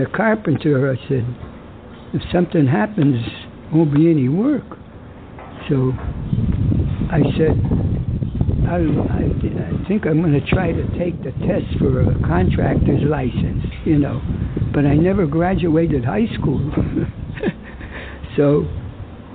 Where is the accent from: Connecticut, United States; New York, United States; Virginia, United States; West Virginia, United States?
Connecticut, United States; New Britain; born or raised there